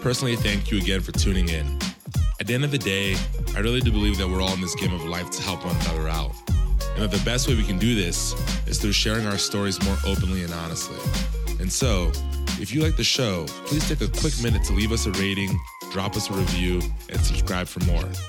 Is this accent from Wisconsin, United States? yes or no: yes; Milwaukee, Wisconsin, United States; growing up in Milwaukee, Wisconsin